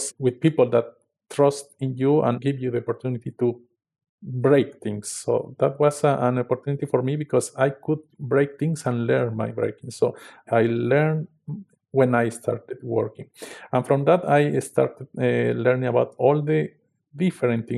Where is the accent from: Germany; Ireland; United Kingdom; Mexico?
Mexico; I come from a small town in the south of Mexico City